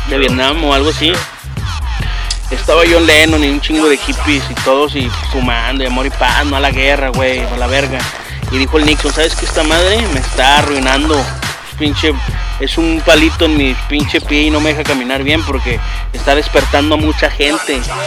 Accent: Mexico; moved away; yo crecí allá en México

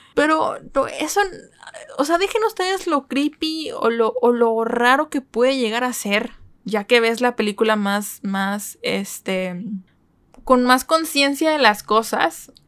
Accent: Mexico; soy mexicana

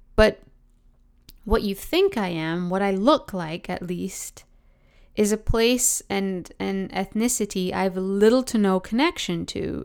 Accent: Oakville, Ontario, Canada; also born or lived in London, England / Dayton, Ohio; So I was born in London, England. I grew up in Oakville, Ontario. After like a year stint we spent in Dayton, Ohio

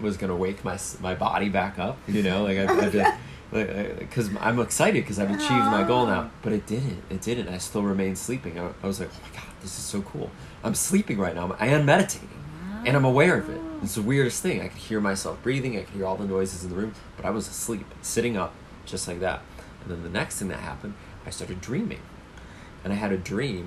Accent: Cleveland, Ohio, United States; moved away; my hometown in Cleveland

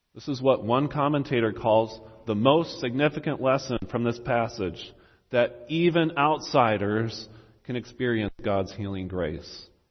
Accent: United States; as an American

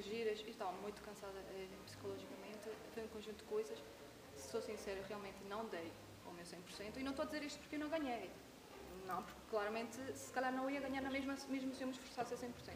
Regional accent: Venezuela; moved away as an adult; now in Madeira, Portugal; não gostavam de mim, porque era venezuelana

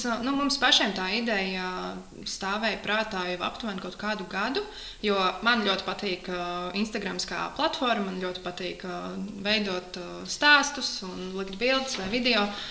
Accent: Talsi, Talsi Municipality, Latvia; also born or lived in Riga; Es nāku no Talsiem, visu mūžu esmu dzīvojis Talsos

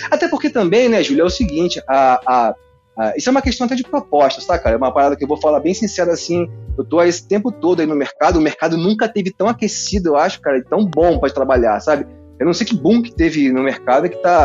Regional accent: Rio de Janeiro, Brazil; Eu, eu sou nascido e criado em Campo Grande

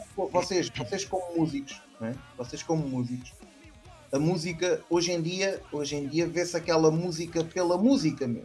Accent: Setúbal, Portugal; da minha terra, de Setúbal

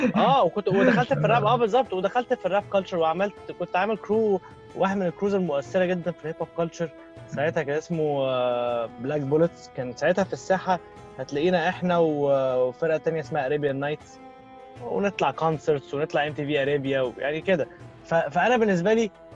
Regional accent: Egypt; احنا عندنا في مصر

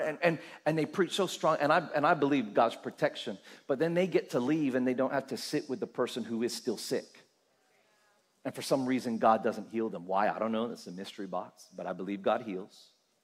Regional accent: Australia; as an Australian, right, I am a part of something called the Commonwealth

